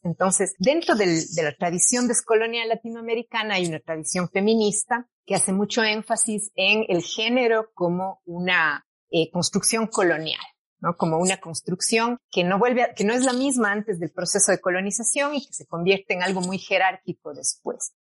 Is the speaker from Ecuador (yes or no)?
yes; Cuenca, Azuay, Ecuador; also born or lived in England; yo soy de Cuenca, eh, nací en Cuenca, Ecuador, y he vivido prácticamente toda mi vida aquí, a excepción de los cuatro años del doctorado en Inglaterra